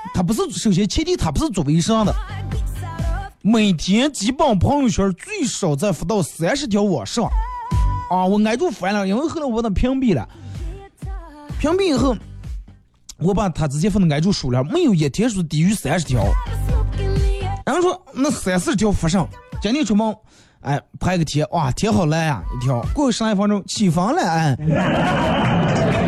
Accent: Bayannur, Inner Mongolia, China; accent: Bameng dialect; 咱们这儿有句土话

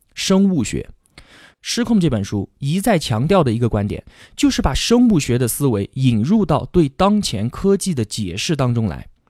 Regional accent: China; 用我们中国人的话来说

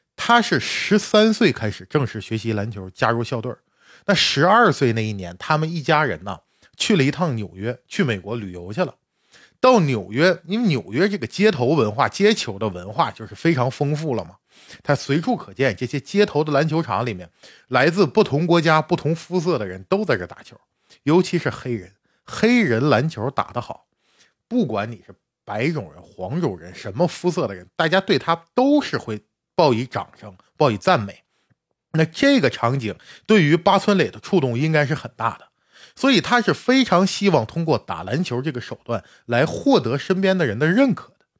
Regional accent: China; 我们中国的球迷

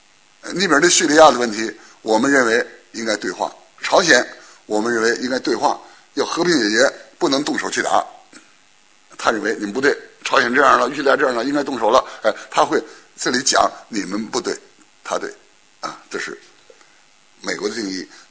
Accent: China; 存在感这个词儿呢，我们中国人是不大用，欧美人也不大用。

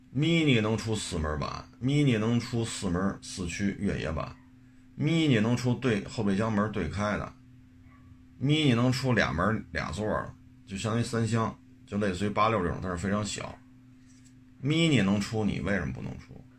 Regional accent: China; 作为一个中国人

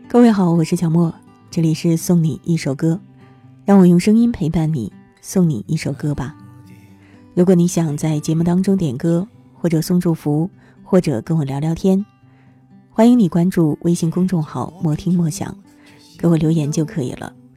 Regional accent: Northeast China, China; 我也是东北人

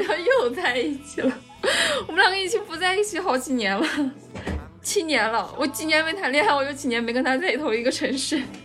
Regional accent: Shanxi, China; 我也是山西人呀

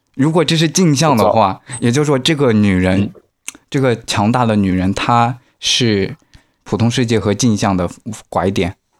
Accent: China; 我们中国人多啊

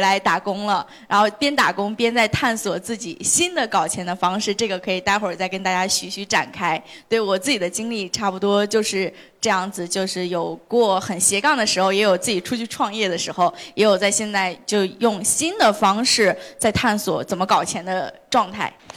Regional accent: Hebei, China; moved away as an adult; also born or lived in Beijing; 我其实是毕业是在河北的一个小城市，我也是河北人

